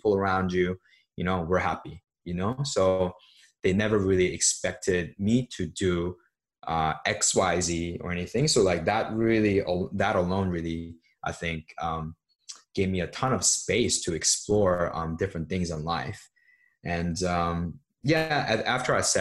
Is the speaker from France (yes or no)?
no; Seoul, South Korea; also born or lived in New York; now in United States; I grew up in Seoul, which is the capital of South Korea